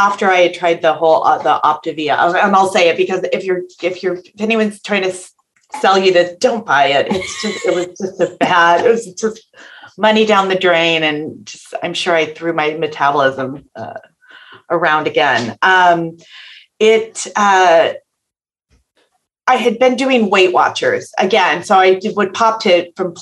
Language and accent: English; just outside of San Francisco, Northern California, United States; I'm born and raised in California